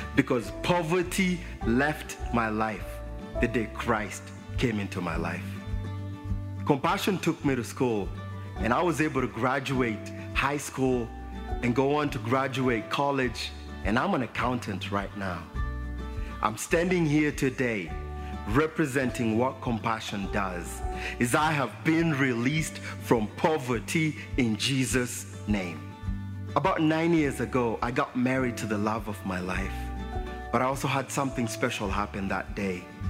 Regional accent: Nairobi, Kenya; I was born in Nairobi, Kenya

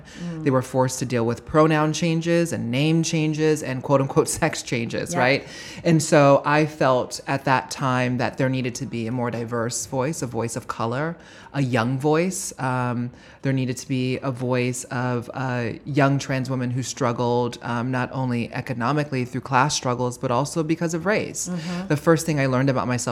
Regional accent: Honolulu, Hawaii, United States; moved away as an adult; now in New York, United States; my experience of growing up in Honolulu, Hawaii

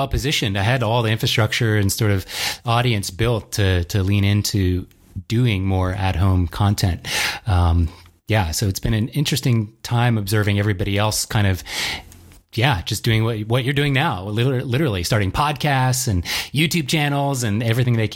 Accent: Virginia, United States; also born or lived in DC, Maryland region; I grew up in Virginia originally

